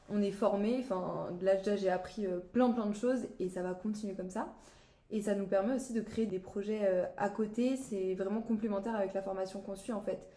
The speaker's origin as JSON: {"language": "French", "town": "Saint-Malo", "region": "Brittany", "country": "France", "said": "de Saint-Malo, j'ai passé mon bac général là-bas."}